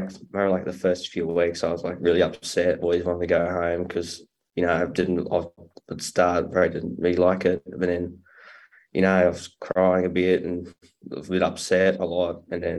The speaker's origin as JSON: {"language": "English", "town": "Barraba", "region": "New South Wales", "country": "Australia", "said": "I'm from Baraba, country town, New South Wales."}